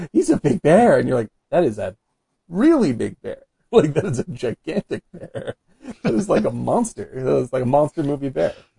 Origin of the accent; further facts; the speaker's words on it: Cape Cod, Massachusetts, United States; I'm from Cape Cod